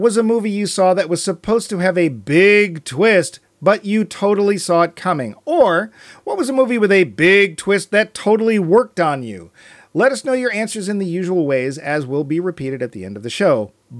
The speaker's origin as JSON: {"language": "English", "town": "Waltham", "region": "Massachusetts", "country": "United States", "tie": "born or raised there", "lives_now": "Los Angeles, United States", "said": "I loved seeing my hometown of Boston, or more specifically, Waltham. Mermaids, anyone? On the other hand, being a Los Angeles resident"}